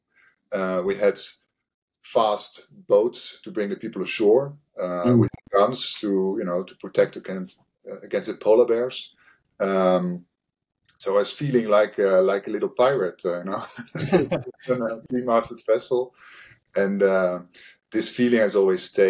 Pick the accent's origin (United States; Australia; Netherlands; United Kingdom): Netherlands; Rotterdam, South Holland; I come from the Rotterdam area, and we had a lot of shipbuilding facilities next door, basically behind the dike where I was living